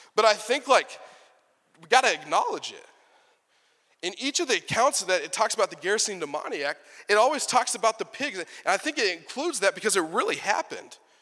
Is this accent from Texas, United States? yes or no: yes; Texas, United States; I'm from Texas